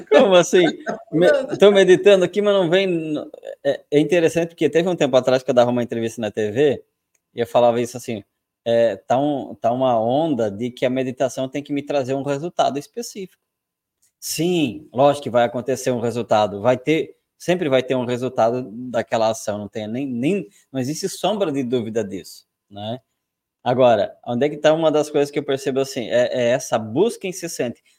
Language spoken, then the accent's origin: Portuguese; Brazil; eu nasci no Brasil